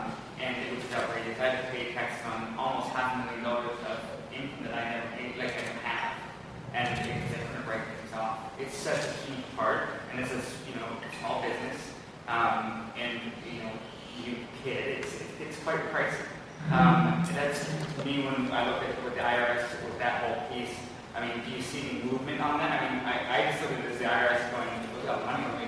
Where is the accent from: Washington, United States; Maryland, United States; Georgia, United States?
Washington, United States; Yeah, we're actually from Washington.